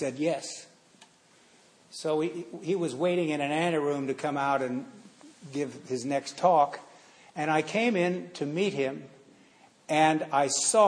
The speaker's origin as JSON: {"language": "English", "town": "San Francisco", "region": "California", "country": "United States", "tie": "born or raised there", "said": "I grew up in San Francisco, you know, the Haight-Ashbury District"}